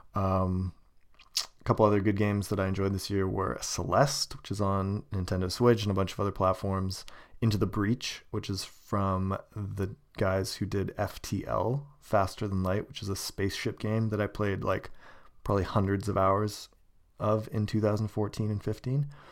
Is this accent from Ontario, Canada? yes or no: no; Kelowna, British Columbia, Canada; moved away; my hometown, Kelowna